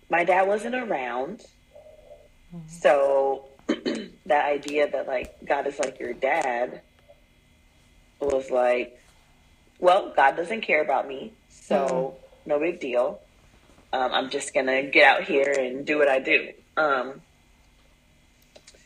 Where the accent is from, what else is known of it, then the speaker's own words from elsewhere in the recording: Midwest, United States; now in Southwest United States; I'm from the Midwest, and I'm in the Southwest United States now.